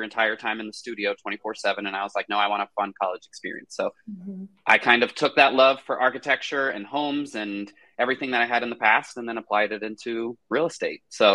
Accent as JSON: {"language": "English", "town": "Cary", "region": "North Carolina", "country": "United States", "tie": "born or raised there", "also_born_or_lived": "Charlotte, North Carolina", "said": "I have lived in Cary, North Carolina almost my entire life, which is where I grew up"}